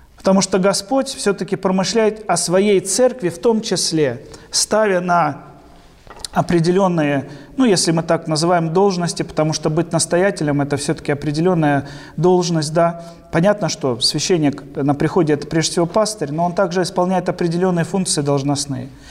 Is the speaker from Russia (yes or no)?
yes; Mongokhto, Khabarovsk Krai, Russia; moved away as an adult; also born or lived in Sakhalin; я сам уроженец Дальнего Востока, родился в Хабаровском крае, Ванинском районе, военный гарнизон Мангохта, там прожил